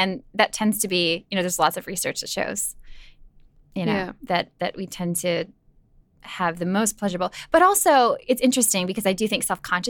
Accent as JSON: {"language": "English", "region": "Minnesota", "country": "United States", "also_born_or_lived": "Miami", "said": "And I'm from Minnesota where like you basically wear clothes in the shower."}